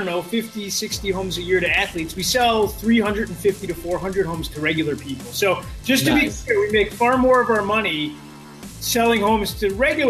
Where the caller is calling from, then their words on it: Detroit, Michigan, United States; I'm in Detroit, Michigan today.